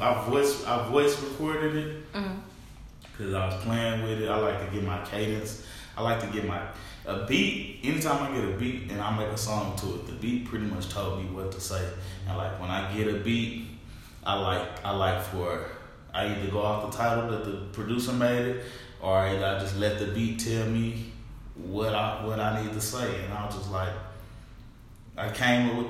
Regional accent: Tulsa, Oklahoma, United States; I'm from North Tulsa, the city of North Tulsa

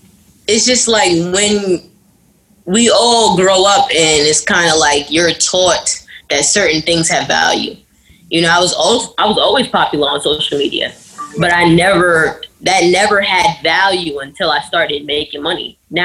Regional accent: New York City, New York, United States; I'm from New York City.

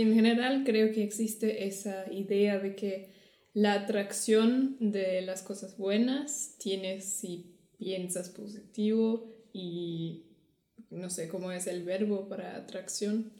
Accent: Germany; Spanish is a second language; de Alemania.

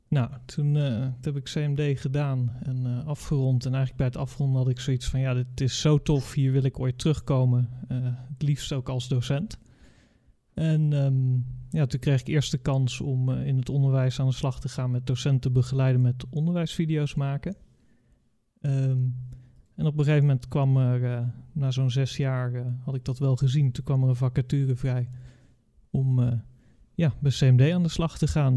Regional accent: Curaçao; moved away as an adult; now in Netherlands; Ik ben opgegroeid op Curaçao, aan de andere kant van eh, de wereld

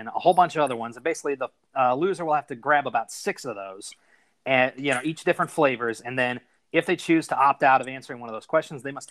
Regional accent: United States; as an American

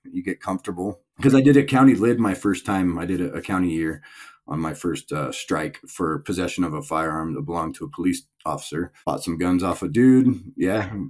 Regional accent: Palmdale, California, United States; also born or lived in Tehachapi, California; I was born and raised in Palmdale, California

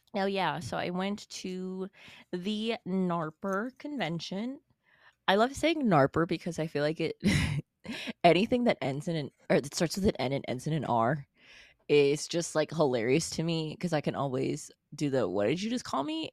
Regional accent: Farmington, United States; in my hometown

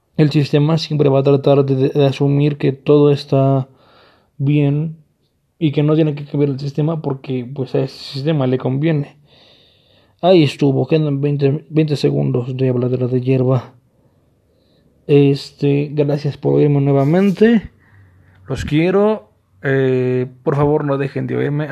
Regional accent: Mexico; en mi país, México

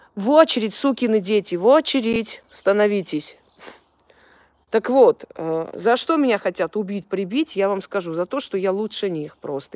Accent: Armenia

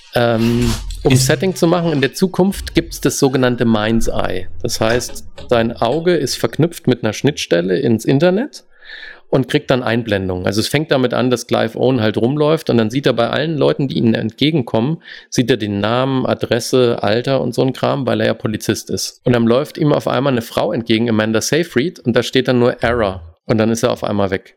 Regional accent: Germany; first language German; moved away as an adult; now in United States; unsere Muttersprache

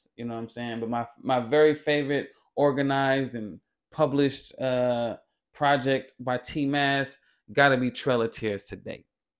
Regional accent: California, United States; You know, you way from New York, I'm way from California.

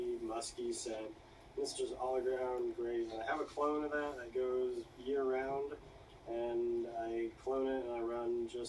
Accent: Tahoe, California, United States; also born or lived in Placerville, California; I guess I was born in Placerville, California, up north. Grew up in Tahoe. Moved around a lot.

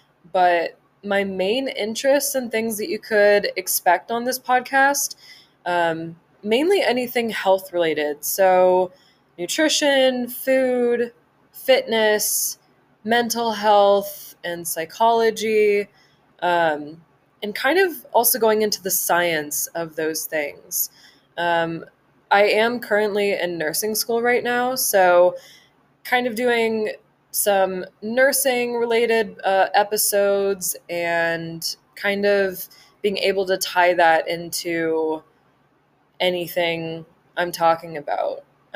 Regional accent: Southern California, United States; moved away as an adult; now in Montana, United States; I grew up in Southern California, which I don't know if you could tell from my voice, but I've lived there my whole life and I was born and raised Southern California

